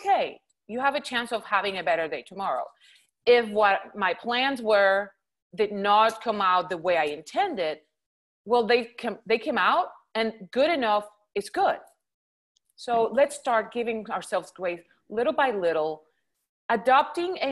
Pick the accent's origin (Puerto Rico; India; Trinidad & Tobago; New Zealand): Puerto Rico; first language Spanish; English is a second language; moved away as an adult; now in Houston, United States; Originally, I'm from Puerto Rico, born and raised.